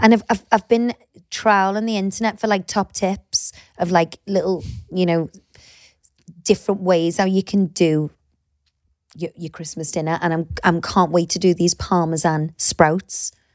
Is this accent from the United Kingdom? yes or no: yes; Liverpool, North West England, United Kingdom; moved away as an adult; also born or lived in Cheshire; I'm from Liverpool